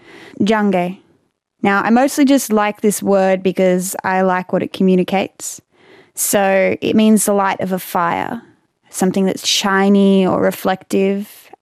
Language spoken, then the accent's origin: English; Bundjalung Nation, New South Wales, Australia; I come from the Bundjalung Nation